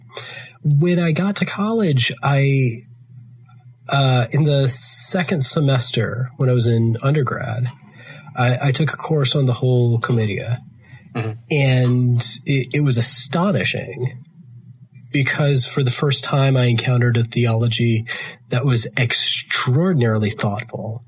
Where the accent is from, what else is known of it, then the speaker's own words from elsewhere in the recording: the rural South, United States; I'm from the rural South, which I'm sure you can hear from my accent.